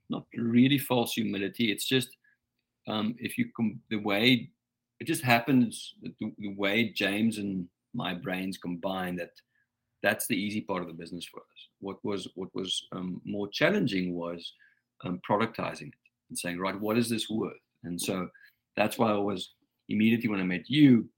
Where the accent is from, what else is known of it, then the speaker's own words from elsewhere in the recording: South Africa; I'm a South African, born and bred